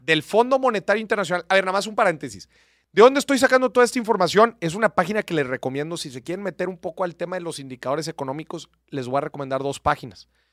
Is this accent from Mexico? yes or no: yes; Mexico; somos buenos los mexicanos